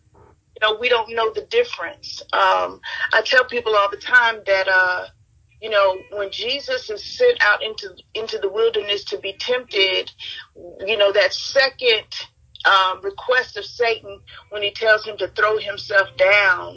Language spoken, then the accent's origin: English; Mobile, Alabama, United States; I was born in Mobile, Alabama.